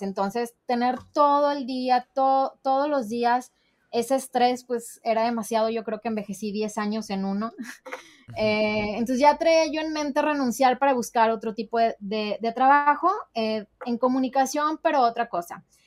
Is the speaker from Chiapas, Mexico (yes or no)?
no; Monterrey, Nuevo León, Mexico; soy regia